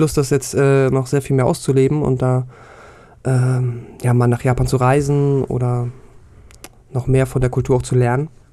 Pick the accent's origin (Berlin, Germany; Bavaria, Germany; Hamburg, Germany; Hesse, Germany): Hamburg, Germany; ich komme wie du aus Hamburg